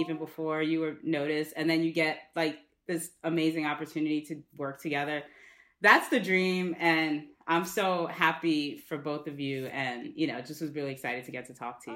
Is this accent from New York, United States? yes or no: yes; New York City, New York, United States; I'm from the Bronx.